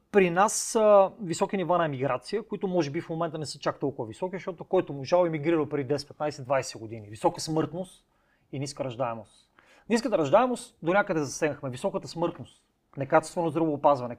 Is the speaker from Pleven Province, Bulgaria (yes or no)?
yes; Cherven Bryag, Pleven Province, Bulgaria; moved away as an adult; моя роден град Червен бряг, mm-hmm. от който съм излязъл при 20 години